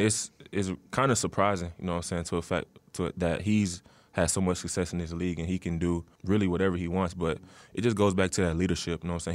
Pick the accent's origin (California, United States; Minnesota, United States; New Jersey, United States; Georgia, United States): Georgia, United States; Atlanta; moved away; growing up in Atlanta